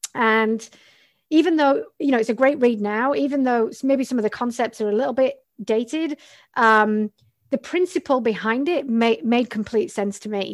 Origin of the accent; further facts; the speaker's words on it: the north of England, United Kingdom; also born or lived in Australia; now in Montreal, Canada; I'm originally from England, which is, um, I'm from the north of England